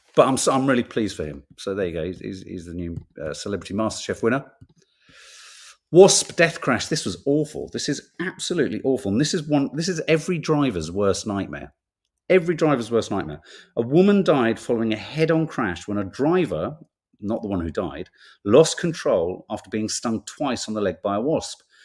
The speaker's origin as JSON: {"language": "English", "region": "London", "country": "United Kingdom", "tie": "born or raised there", "also_born_or_lived": "Birmingham / Whitley Bay", "said": "we came to London. And then I was in London for the rest of it"}